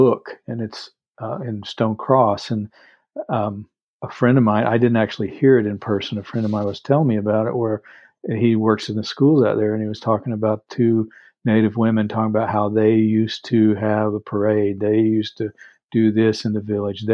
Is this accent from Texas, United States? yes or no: yes; Texas, United States; I grew up in Texas mainly